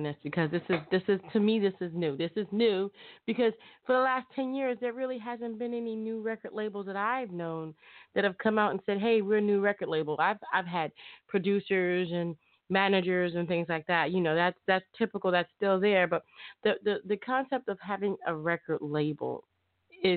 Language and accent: English; Chicago, Illinois, United States; I'm from Chicago